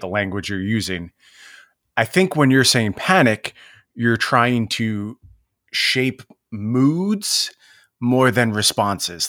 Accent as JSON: {"language": "English", "town": "Seattle", "region": "Washington", "country": "United States", "tie": "born or raised there", "said": "my hometown"}